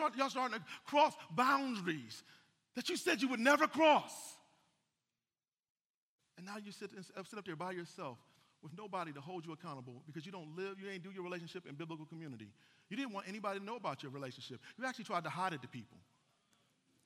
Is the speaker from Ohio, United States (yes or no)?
yes; Cleveland, Ohio, United States; now in Atlanta, United States; I'm from Cleveland, Ohio. That ain't the Bible Belt